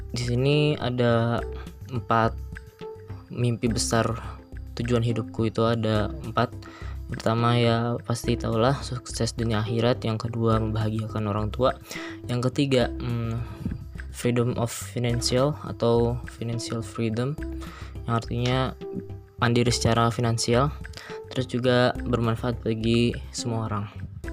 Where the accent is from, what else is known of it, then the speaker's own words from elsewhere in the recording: Cilegon, Banten, Indonesia; also born or lived in Serang Regency, Banten / Pandeglang, Banten / Indramayu, West Java; Tempat tanggal lahir Cilegon, sembilan belas Mei dua ribu dua.